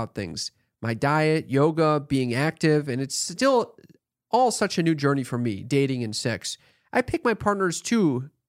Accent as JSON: {"language": "English", "country": "United States", "accent": "American", "said": "With my stupid American accent?"}